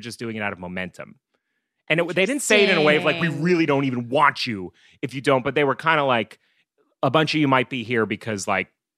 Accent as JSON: {"language": "English", "region": "New England", "country": "United States", "tie": "born or raised there", "also_born_or_lived": "New Jersey", "said": "I was raised in the Catholic Church in first New Jersey and then New England."}